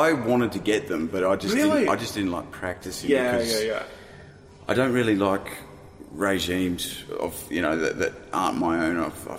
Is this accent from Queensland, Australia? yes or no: no; Inverell, New South Wales, Australia; born there; also born or lived in Kalgoorlie; And prior to that, I was born in Inverell, in New South Wales.